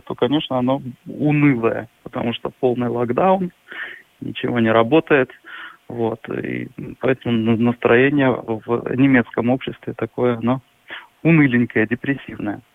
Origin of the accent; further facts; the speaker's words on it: Novosibirsk, Novosibirsk Oblast, Russia; moved away as an adult; now in Germany; я из Сибири, и там, и там очень холодно